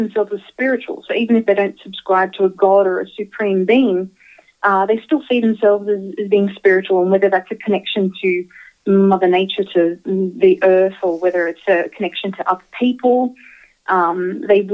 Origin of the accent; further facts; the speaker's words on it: Australia; moved away; I grew up in Australia